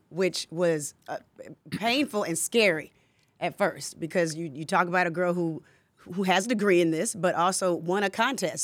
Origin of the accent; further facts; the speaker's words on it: Decatur, Georgia, United States; I grew up in Decatur